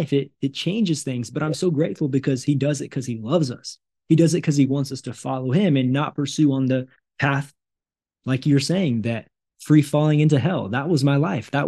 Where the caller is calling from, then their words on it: Brazil; I'm a missionary living in Brazil. I'm calling you from Brazil today